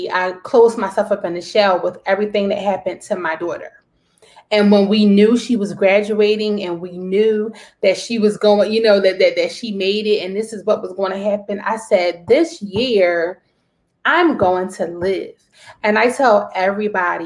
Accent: Jamaica; accent: Jamaican; my Jamaican accent

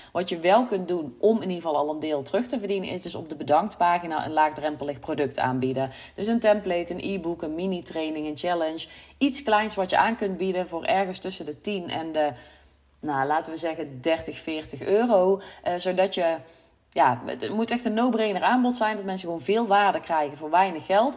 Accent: North Brabant, Netherlands; accent: Brabant; mensen horen dat ik uit Brabant kom

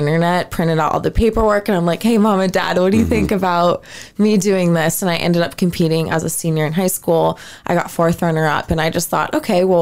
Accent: Portland, Oregon, United States; I was born and raised in Portland, Oregon. I'm a native Oregonian

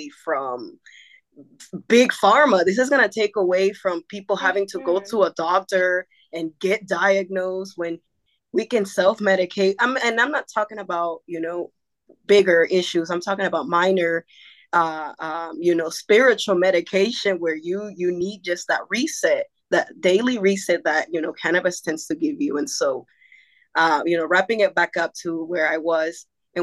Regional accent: North Carolina, United States; also born or lived in Acapulco, Guerrero, Mexico / Santo Domingo, Costa Chica, Guerrero, Mexico; I've been in North Carolina basically since I came from Mexico to the United States

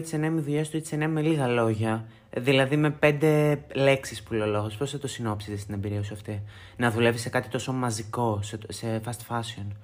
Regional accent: Thessaloniki, Central Macedonia, Greece; από τη Θεσσαλονίκη που είναι η πόλη μου, την αγαπώ πάρα πάρα πολύ

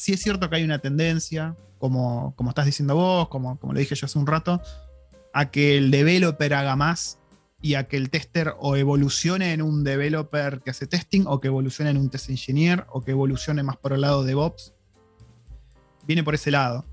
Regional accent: Argentina; moved away as an adult; cuando me fui de Argentina

